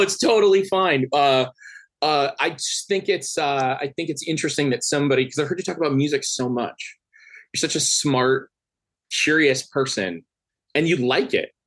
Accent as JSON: {"language": "English", "region": "Upper Midwest", "country": "United States", "said": "I'm from the Upper Midwest."}